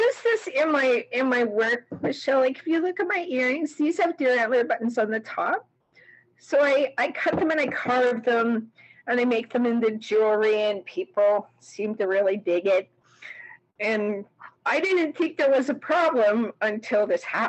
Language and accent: English; Oka, Quebec, Canada; moved away as an adult; now in Calgary, Canada; I am Gnadihaga Mohawk from Lake Oti Mountains near Genesitaga Reserve